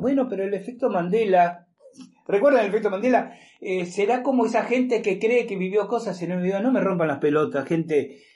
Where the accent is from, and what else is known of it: Argentina